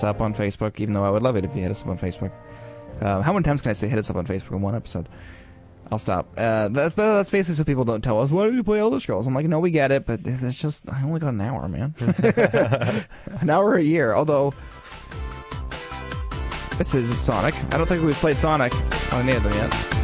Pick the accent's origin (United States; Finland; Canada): Canada; we are good Canadian boys.